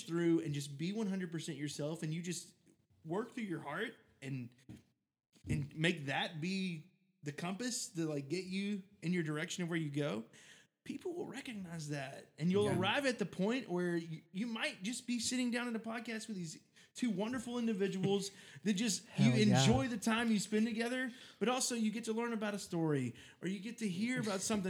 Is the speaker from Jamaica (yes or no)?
no; Southern, United States; accent: Southern; my Southern accent